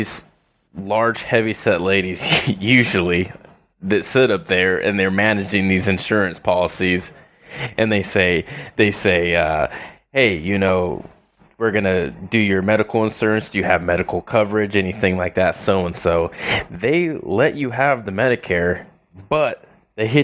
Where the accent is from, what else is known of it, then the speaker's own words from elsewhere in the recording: California, United States; moved away as an adult; I'm from California